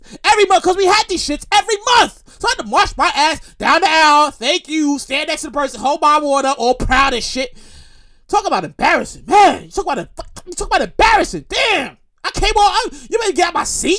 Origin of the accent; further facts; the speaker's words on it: New York City, New York, United States; also born or lived in Queens, New York; I'm born and raised in Brooklyn. Born and raised Brooklyn, New York. All my life. I currently live in Queens